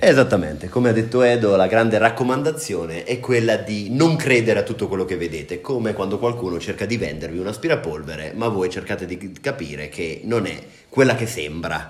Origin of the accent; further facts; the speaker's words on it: Senigallia, Marche, Italy; now in Prague, Czech Republic; Io sono di Senigallia, una città della regione Marche